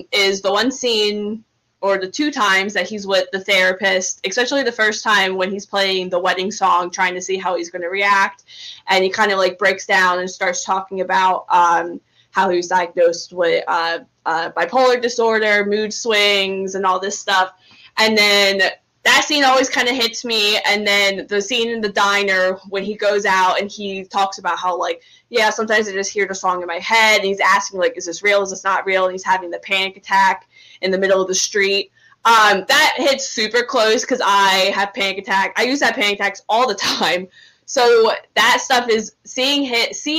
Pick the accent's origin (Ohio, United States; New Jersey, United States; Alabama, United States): New Jersey, United States; I grew up in South Jersey, like 40 minutes from Philly